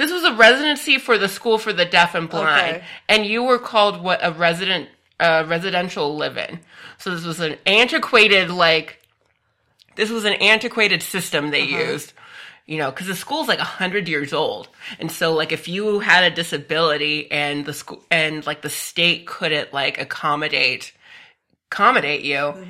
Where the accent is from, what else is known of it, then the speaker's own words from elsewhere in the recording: Phoenix, Arizona, United States; also born or lived in Tucson, Arizona; I was born and raised in the Phoenix area